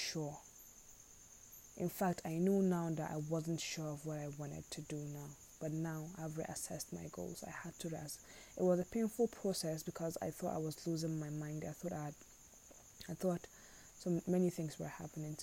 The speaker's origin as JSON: {"language": "English", "country": "Nigeria", "said": "as a Nigerian"}